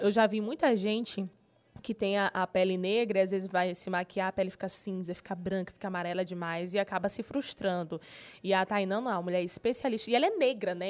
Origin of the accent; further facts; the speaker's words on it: Marabá, Pará, Brazil; eu sou nascida e criada em Marabá.